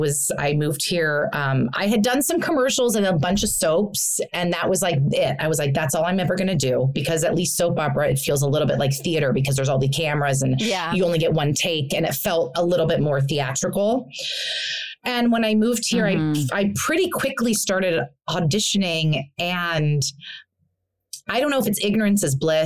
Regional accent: New York, United States; now in Los Angeles, United States; I hate LA. I'll never live in LA. I'm a New Yorker. I'm a theater girl.

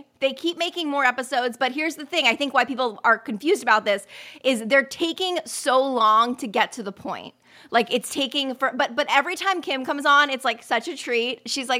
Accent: New York City, New York, United States; born there; I love New York. I was born in New York City.

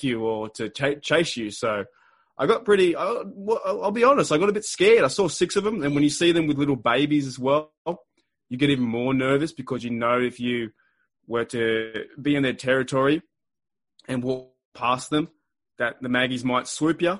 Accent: Australia; as an Australian fan here

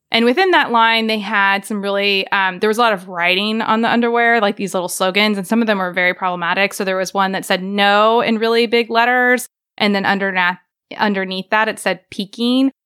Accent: Joplin, Missouri, United States; also born or lived in Baltimore; now in Tahlequah, United States; I grew up in Joplin, Missouri

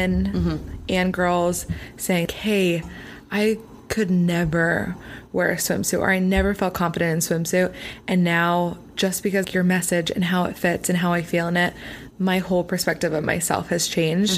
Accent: Pennsylvania, United States; now in Los Angeles, United States; I'm not from LA. I'm from Pennsylvania.

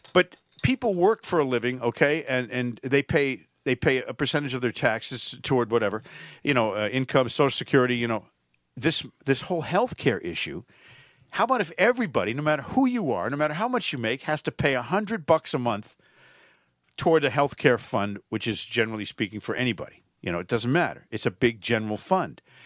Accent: Connecticut, United States; Connecticut, my home state

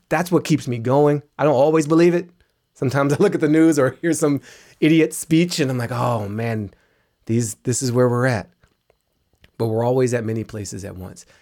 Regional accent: Washington, District of Columbia, United States; grew up in Washington, D C.

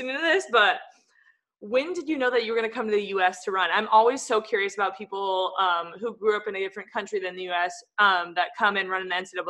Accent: California, United States; I grew up in California

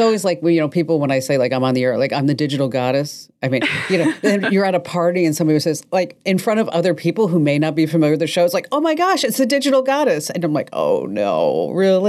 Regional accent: New Jersey, United States; now in Arizona, United States; I was born in Jersey and I went to this school and then I ended up in Arizona

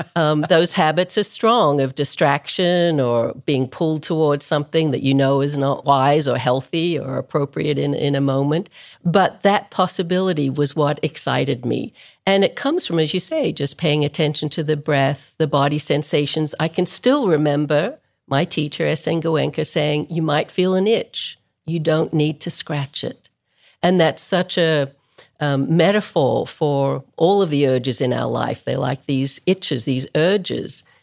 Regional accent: Melbourne, Victoria, Australia; moved away as an adult; I grew up in Melbourne, Australia, which is a long way from anywhere

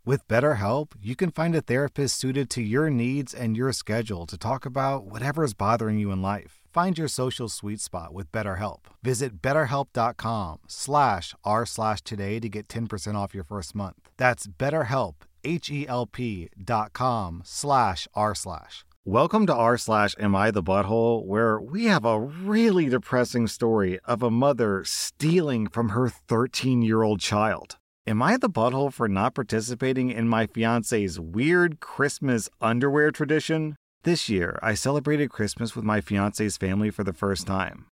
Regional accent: United States; I'm an American

